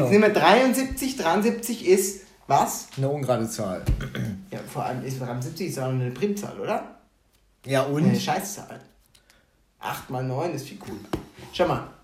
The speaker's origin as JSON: {"language": "German", "town": "Munich", "region": "Bavaria", "country": "Germany", "said": "wir sind zwar natürlich als Münchner sehr reich"}